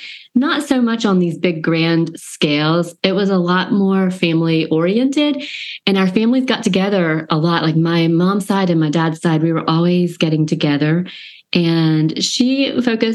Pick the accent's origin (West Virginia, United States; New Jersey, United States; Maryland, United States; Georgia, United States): Georgia, United States; I live in a college town, small town, Georgia, with a lot of college life, and I grew up in Georgia